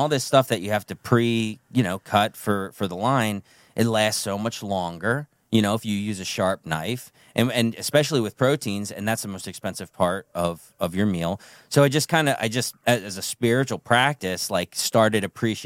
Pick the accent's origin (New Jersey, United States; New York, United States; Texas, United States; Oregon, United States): New Jersey, United States; now in Garrett County, United States; I grew up in Jersey